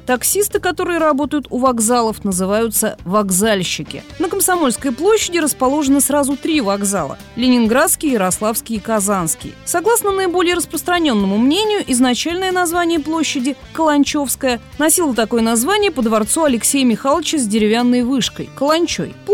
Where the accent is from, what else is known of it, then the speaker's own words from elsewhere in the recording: Moscow, Russia; Я ведь москвичка и родилась здесь.